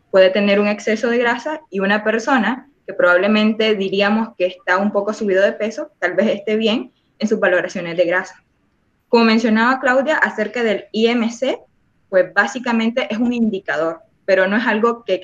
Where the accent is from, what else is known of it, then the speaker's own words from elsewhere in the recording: Nicaragua; en mi caso soy del país de Nicaragua.